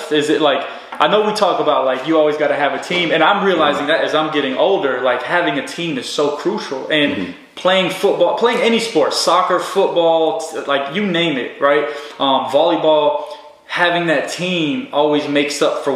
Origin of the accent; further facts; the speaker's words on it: Chattanooga, Tennessee, United States; Chattanooga, Tennessee, my hometown